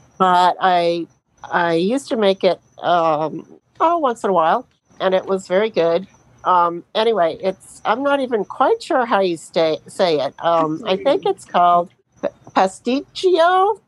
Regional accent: Sebring, Florida, United States; I'm from Sebring, Florida.

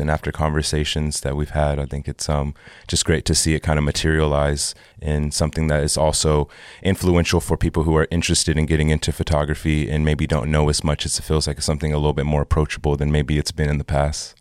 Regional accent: Texas, United States; also born or lived in Oklahoma; I grew up in Texas, and part of my youth, I also grew up in Oklahoma

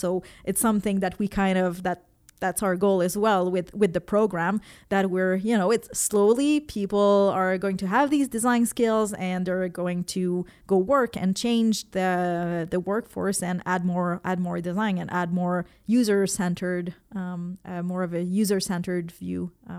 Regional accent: Quebec City, Quebec, Canada; I come from Quebec City, where I was teaching there.

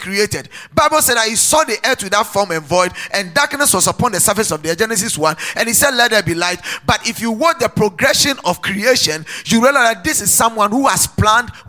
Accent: Ghana

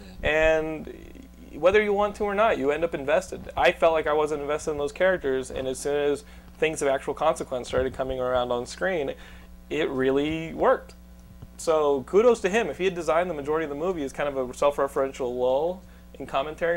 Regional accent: Texas, United States; We're all from Texas

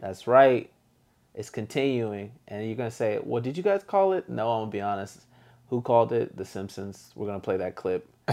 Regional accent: United States; I'm American personally

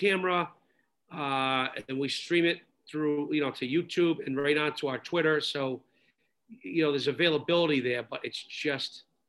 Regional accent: Providence, Rhode Island, United States; also born or lived in Smithfield, Rhode Island; I grew up in Providence on Manhattan Ave.

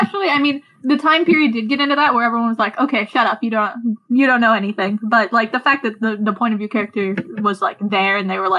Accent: Oregon, United States; I'm from Oregon, so we all learn about the Donner Party.

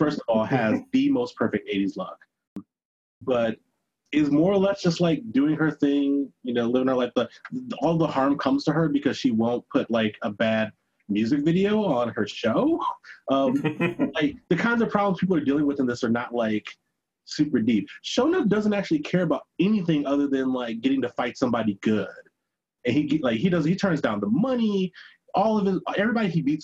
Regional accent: Detroit, Michigan, United States; moved away; until I moved away from Detroit

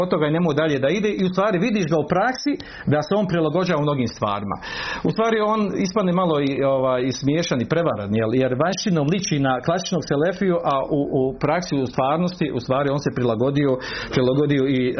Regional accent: Bosnia & Herzegovina; kod nas u Bosni

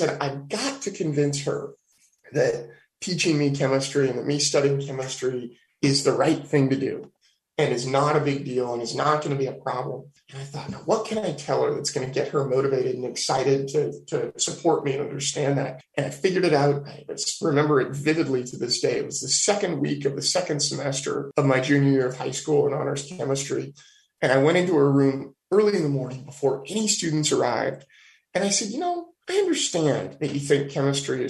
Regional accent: Petaluma, California, United States; also born or lived in Davis, California; I was born and raised in Petaluma, California, which is at the very tip of the southern end of Sonoma County

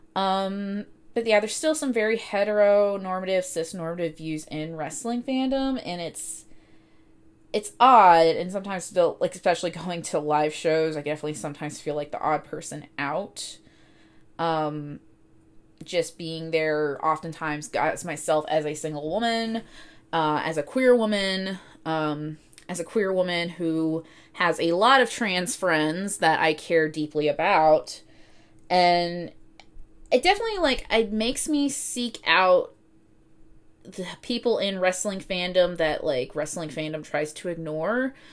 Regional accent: Cartersville, Georgia, United States; I grew up in Northwest Georgia, uh, specifically in, um, Cartersville.

